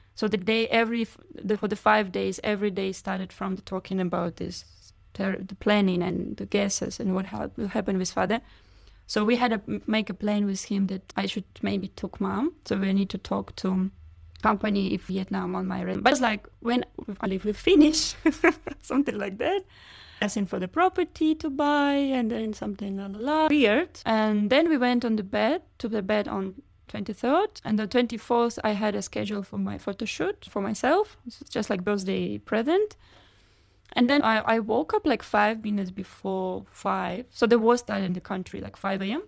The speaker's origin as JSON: {"language": "English", "town": "Kharkiv", "region": "Kharkiv Oblast", "country": "Ukraine", "tie": "born or raised there", "second_language": "English", "moved": "yes", "said": "Kharkiv is my hometown."}